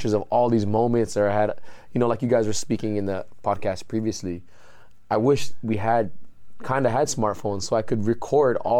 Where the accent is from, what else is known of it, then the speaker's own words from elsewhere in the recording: San Diego, California, United States; now in Hawaii, United States; go to high school in San Diego